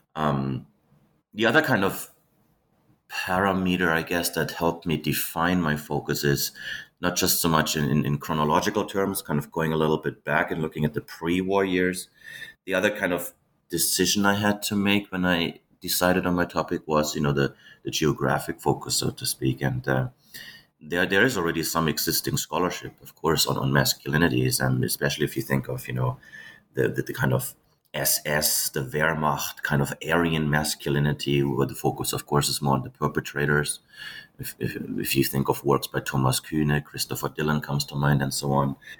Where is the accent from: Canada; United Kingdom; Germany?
Germany; I was born and raised in Germany